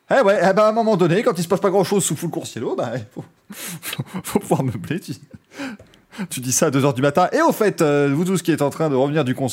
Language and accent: French; France; C'est Total Energy, bien évidemment, parce qu'on est français.